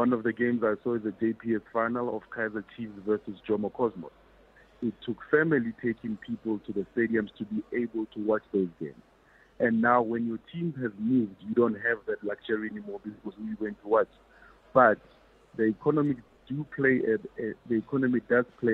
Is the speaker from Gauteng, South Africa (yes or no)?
no; Cape Town, Western Cape, South Africa; I'm from Cape Town